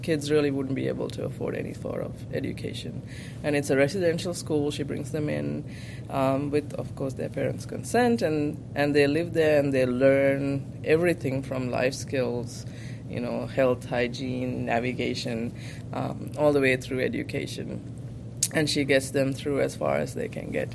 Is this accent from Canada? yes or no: no; Sri Lanka; moved away as an adult; now in United States; I grew up in Sri Lanka. I was born and raised there in a low to middle income family